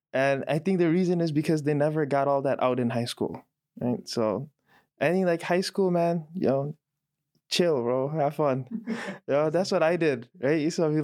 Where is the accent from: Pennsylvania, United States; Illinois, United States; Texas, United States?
Illinois, United States; Chicago; moved away as an adult; now in Raleigh, United States; Yeah, I was born and raised in Chicago. I've lived here most of my life, apart from the time I spent abroad, you know, studying. Currently, no longer a Chicago resident, right? North Carolina